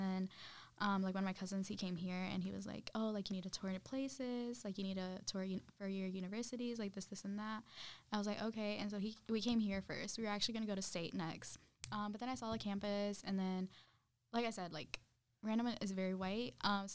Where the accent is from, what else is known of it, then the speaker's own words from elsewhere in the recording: Randleman, North Carolina, United States; also born or lived in Zacatecas, Mexico; I'm from Randleman, North Carolina. And as the name implies, it's a very small town